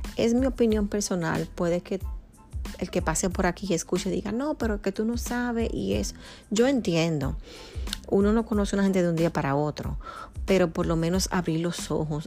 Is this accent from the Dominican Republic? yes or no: yes; Dominican Republic; nacida en República Dominicana, mi país natal